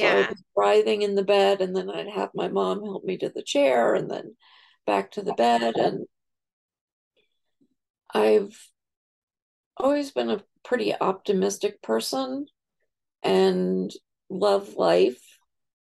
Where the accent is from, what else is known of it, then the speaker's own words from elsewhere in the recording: New York, United States; now in Virginia, United States; I'm from New York, but I live in Virginia now.